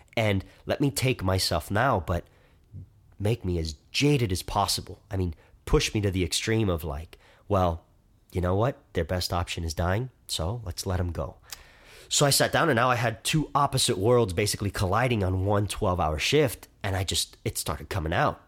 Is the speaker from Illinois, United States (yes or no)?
no; Miami, Florida, United States; I'm twenty-three years old. I'm from Miami